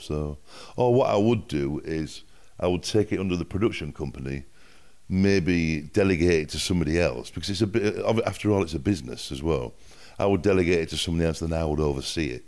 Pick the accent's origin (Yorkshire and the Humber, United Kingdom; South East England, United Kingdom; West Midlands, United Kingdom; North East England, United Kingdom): Yorkshire and the Humber, United Kingdom; Hull; accent: north of England; also born or lived in Miami / London; now in Malibu, United States; I'm from Hull in Yorkshire